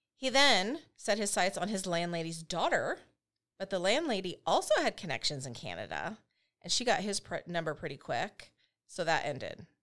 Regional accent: United States; also born or lived in England; Americans do sound posh in some words anyway, 'cause why do we say pasta

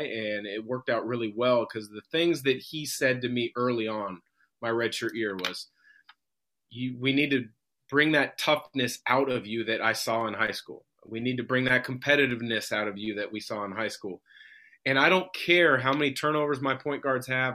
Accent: Vancouver, Washington, United States; also born or lived in Portland, Oregon; I grew up in Portland until second grade. We moved to Vancouver, Washington

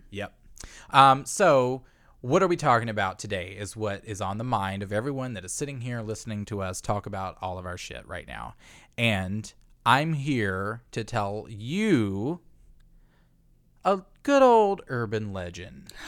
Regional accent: Virginia, United States; the schools where we're from.

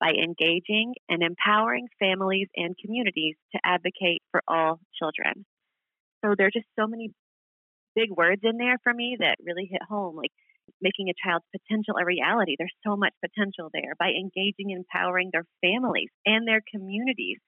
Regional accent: Kentucky, United States; moved away as an adult; also born or lived in Queens, New York; now in Long Island, United States; I am originally from Kentucky. I moved to New York in my early 20s

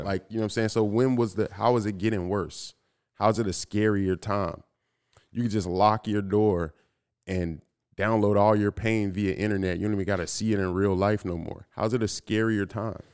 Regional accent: Inglewood, California, United States; growing up in Inglewood

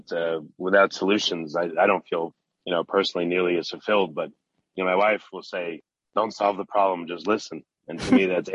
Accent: New York, United States; I'm also from New York too

